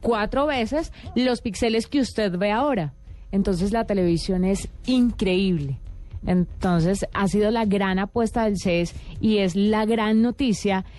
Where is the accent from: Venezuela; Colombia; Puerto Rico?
Colombia; Buga, Valle del Cauca; moved away; en Buga Valle, de donde yo vengo